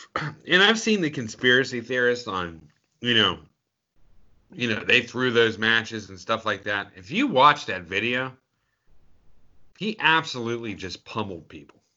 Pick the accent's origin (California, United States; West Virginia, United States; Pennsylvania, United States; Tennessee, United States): Pennsylvania, United States; Pittsburgh; we grew up in Pittsburgh